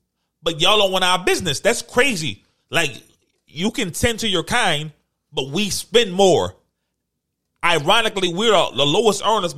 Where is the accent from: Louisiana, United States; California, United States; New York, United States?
Louisiana, United States; New Orleans; But I'm going to give you the American flag because I am American. {S1} Yeah. {S0} Per se, I'm New Orleans.